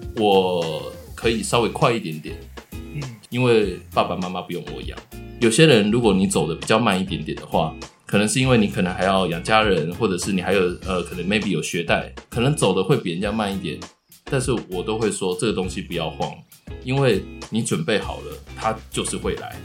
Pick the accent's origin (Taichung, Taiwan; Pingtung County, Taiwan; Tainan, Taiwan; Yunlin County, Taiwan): Tainan, Taiwan; now in Taipei, Taiwan; 我也是台南人